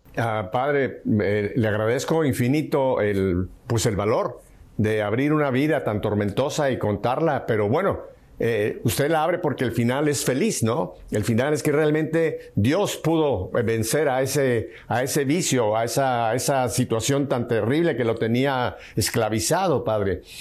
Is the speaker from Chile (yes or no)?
no; Mexico City, Mexico; Yo nací en Ciudad de México